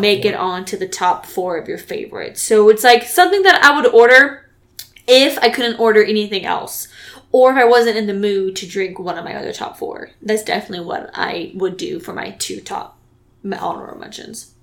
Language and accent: English; California, United States; moved away; also born or lived in Texas; I'm from California